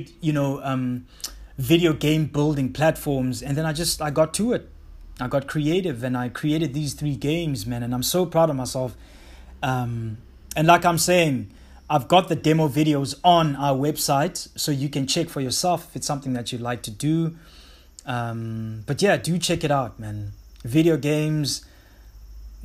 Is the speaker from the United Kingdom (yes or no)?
no; Mthatha, Eastern Cape, South Africa; growing up in the town that I grew up in Mthatha